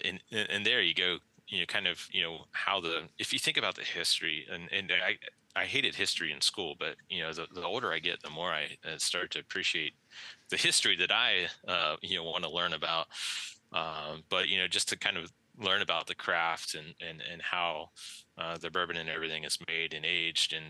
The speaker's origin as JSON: {"language": "English", "region": "West Virginia", "country": "United States", "tie": "born or raised there", "moved": "yes", "said": "Growing up in West Virginia"}